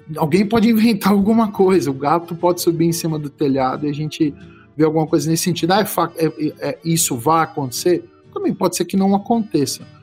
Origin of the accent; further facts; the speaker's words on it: São Paulo, Brazil; now in Goiás, Brazil; eu sou paulistano